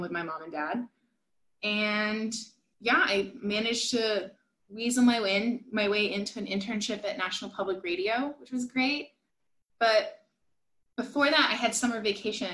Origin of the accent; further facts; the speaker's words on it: Washington, District of Columbia, United States; moved away as an adult; also born or lived in Yugoslavia; now in Jakarta, Indonesia; growing up in Washington, DC